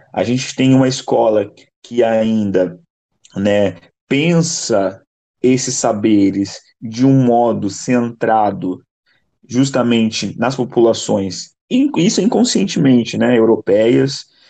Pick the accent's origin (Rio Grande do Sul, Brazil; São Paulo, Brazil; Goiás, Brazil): São Paulo, Brazil; moved away as an adult; now in Rio de Janeiro, Brazil; eu nasci em São Paulo, porém moro há seis anos no Rio, terminei minha faculdade aqui